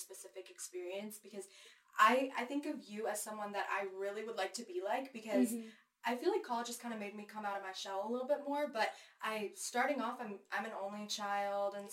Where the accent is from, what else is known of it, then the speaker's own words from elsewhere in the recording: Bentonville, Arkansas, United States; now in Fayetteville, United States; I'm from Bentonville